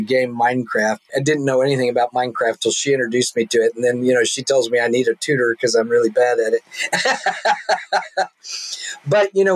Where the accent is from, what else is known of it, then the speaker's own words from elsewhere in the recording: the Bible Belt in the South, United States; now in Seattle, United States; where I grew up in the Bible Belt in the South